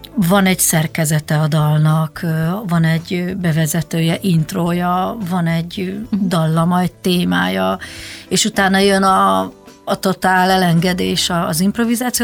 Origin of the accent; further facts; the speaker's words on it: Budapest, Hungary; also born or lived in Zalaegerszeg, Zala County, Hungary; elég korán, négy éves koromban felköltöztünk Budapestre